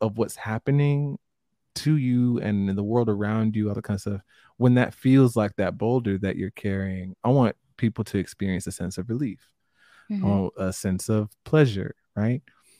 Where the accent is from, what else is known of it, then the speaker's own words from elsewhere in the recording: Jamaica; I'm Jamaican and my family's Jamaican